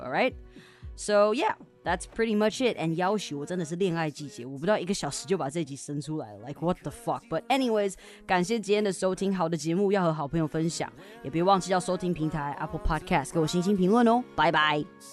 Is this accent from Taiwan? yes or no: yes; Taiwan; first language Chinese; 我们在台湾学英文的时候